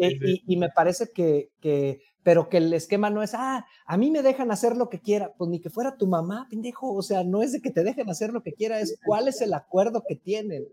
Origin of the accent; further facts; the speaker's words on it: Mexico; como mexicanos